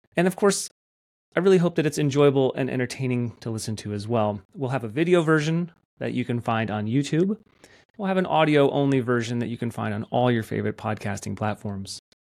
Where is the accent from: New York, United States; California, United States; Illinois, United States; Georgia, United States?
Georgia, United States; Athens; I'm from Athens, Georgia.